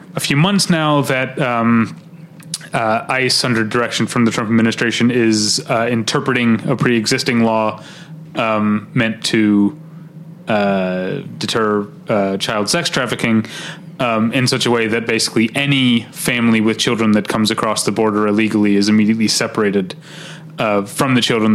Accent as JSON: {"language": "English", "country": "United States", "said": "as an American"}